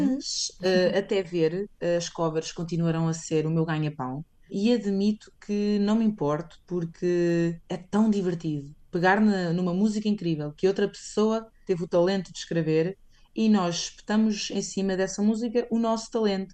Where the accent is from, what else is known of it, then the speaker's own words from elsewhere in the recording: Portugal; moved away as an adult; also born or lived in Spain; now in London, United Kingdom; eu saí de Portugal